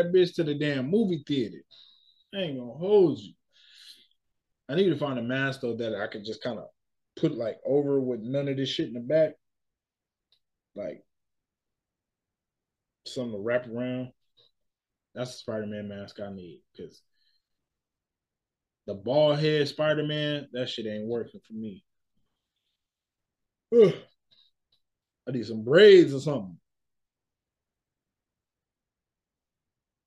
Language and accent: English; United States; I'm American. I'm a black American, right? My culture is here